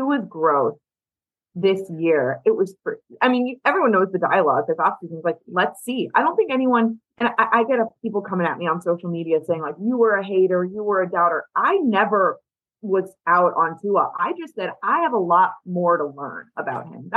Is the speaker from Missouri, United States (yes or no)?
yes; St. Louis, Missouri, United States; moved away; I'm from St. Louis, so I know a lot of Bears fans.